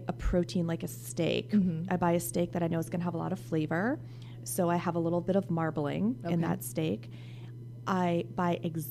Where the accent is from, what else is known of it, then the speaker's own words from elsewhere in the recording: New England, United States; now in Silicon Valley, United States; I'm from New England.